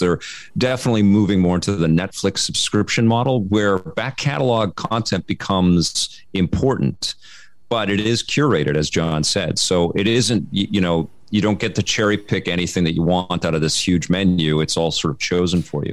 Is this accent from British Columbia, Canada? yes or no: yes; Vancouver, British Columbia, Canada; I grew up in Kid Solano in Vancouver